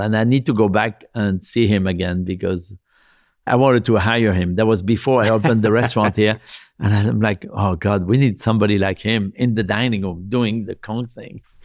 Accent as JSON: {"language": "English", "town": "Lyon", "region": "Auvergne-Rhône-Alpes", "country": "France", "tie": "born or raised there", "moved": "as an adult", "lives_now": "New York, United States", "said": "my hometown and how I grew up"}